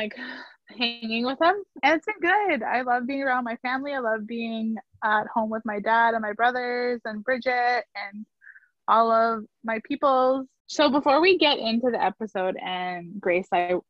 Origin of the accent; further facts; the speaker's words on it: Garden River First Nation, Ontario, Canada; I'm reporting live from Garden River First Nation. I'm in my home community.